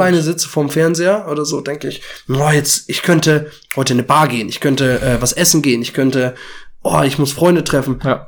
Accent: village near Braunschweig, Lower Saxony, Germany; now in Braunschweig, Germany; ich komme ja eigentlich aus dem Dorf

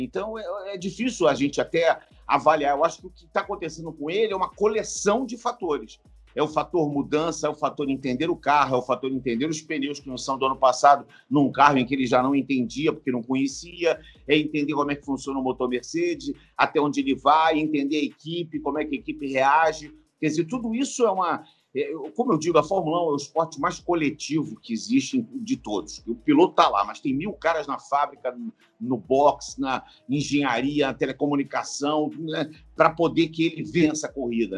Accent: Rio de Janeiro, Brazil; eu moro no Rio, quer dizer, eu estou em São Paulo, mas eu sou do Rio de Janeiro

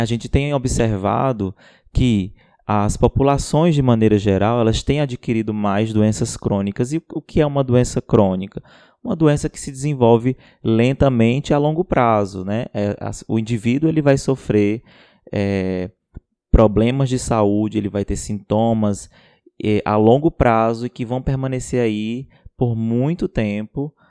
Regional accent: Ceará, Brazil; Sou do Ceará, biomédico, professor e doutorando pela Universidade Federal de Pernambuco.

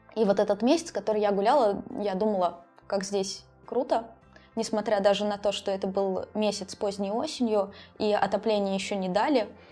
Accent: a small town in Tver Oblast, Russia; also born or lived in Moscow; now in Saint Petersburg, Russia; я из маленького города в Тверскую область

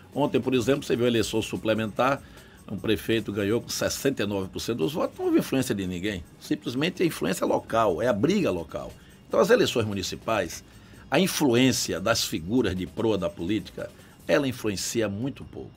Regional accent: Salvador, Bahia, Brazil; also born or lived in Coração de Maria, Bahia; Eu tenho 61 anos de idade, vim para aqui com 9 anos de idade, estudei aqui.

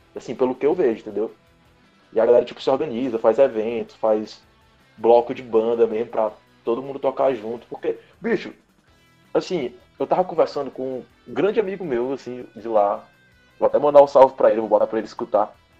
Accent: Teresina, Piauí, Brazil; moved away as an adult; now in São Luís, Brazil; eu sou daqui de Teresina

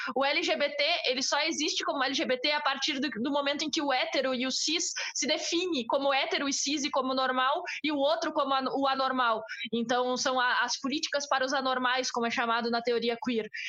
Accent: Brazil; eu sou brasileira, eu sou da América Latina

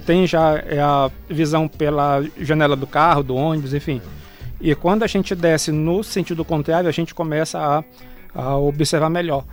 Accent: Breves, Pará, Brazil; now in Belém, Brazil; eu sou lá de Breves

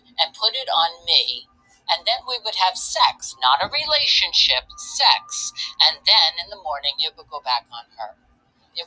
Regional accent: St. Louis, Missouri, United States; I was born in St. Louis, Missouri

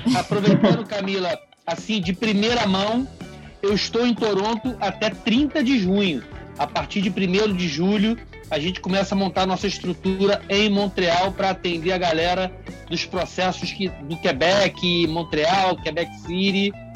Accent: Rio de Janeiro, Brazil; moved away as an adult; also born or lived in Minas Gerais; now in Canada; eu sou do Rio

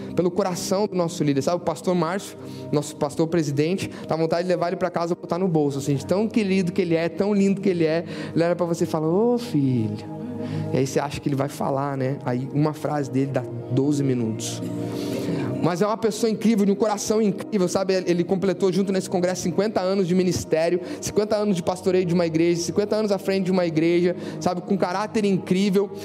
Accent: Pelotas, Rio Grande do Sul, Brazil; born or raised there; moved away as an adult; now in Sydney, Australia

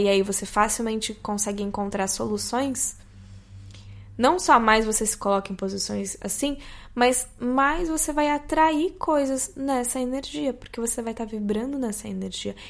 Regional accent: Brazil; como brasileiros

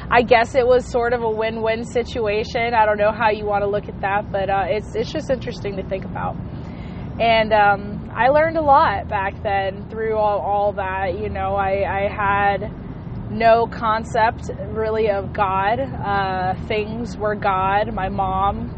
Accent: Hawaii, United States; I was born and raised in Hawaii

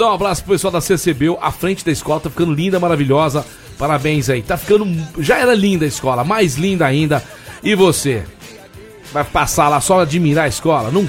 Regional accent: Rio de Janeiro, Brazil; Sabe que eu sou do Meier

